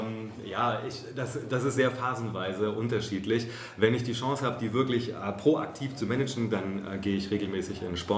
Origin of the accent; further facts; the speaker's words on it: Hesse, Germany; moved away as an adult; also born or lived in Berlin; ich mal zurück in meine Heimat nach Hessen gehe